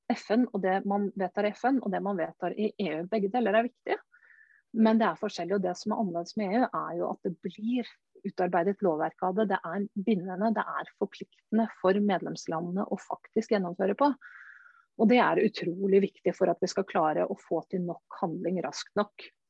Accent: Norway; jeg kommer fra Norge

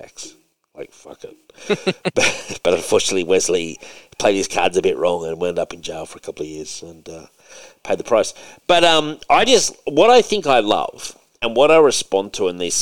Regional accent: Australia; As an Aussie

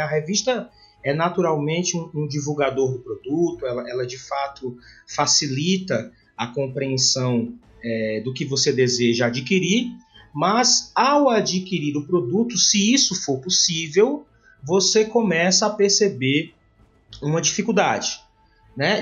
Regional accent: Fortaleza, Ceará, Brazil; me encontro na região Nordeste, né, porque sou nordestino, sou fortalezense do Ceará

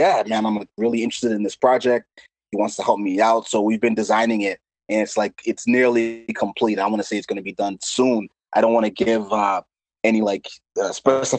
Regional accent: Lowell, Massachusetts, United States; I was born and raised in Lowell, Massachusetts.

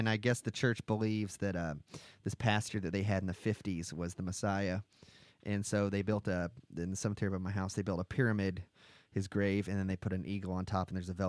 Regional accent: Louisville, Kentucky, United States; And I'm from the Louisville area.

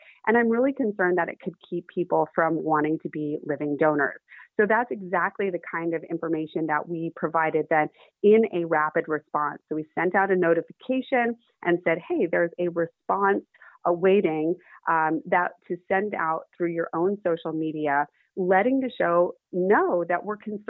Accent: Los Angeles, California, United States; I grew up in Hollywood.

